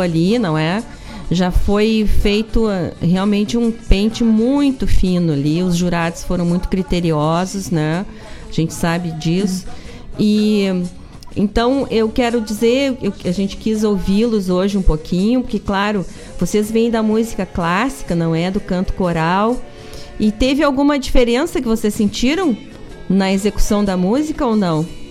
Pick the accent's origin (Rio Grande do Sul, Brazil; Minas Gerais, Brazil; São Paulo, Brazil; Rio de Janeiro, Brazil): Rio Grande do Sul, Brazil; Gaúchos; como bons gaúchos